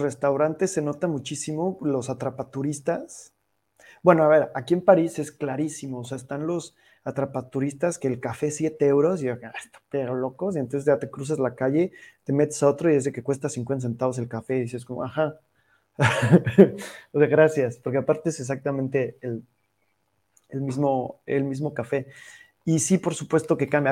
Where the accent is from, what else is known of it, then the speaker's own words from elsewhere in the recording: Mexico; Estamos muy acostumbrados como mexicanos